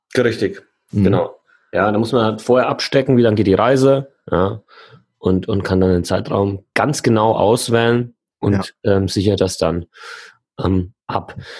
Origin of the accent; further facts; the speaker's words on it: Germany; ich komme aus Deutschland